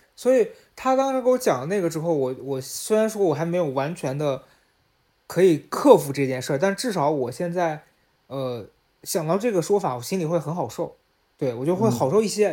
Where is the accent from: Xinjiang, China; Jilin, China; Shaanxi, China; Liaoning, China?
Shaanxi, China; Xi'an; moved away as an adult; now in Beijing, China; 从北京回到西安去跟家里人，呃，处理后事儿